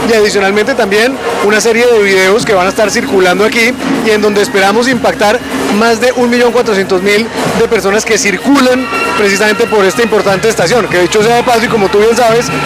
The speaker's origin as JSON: {"language": "Spanish", "country": "Colombia"}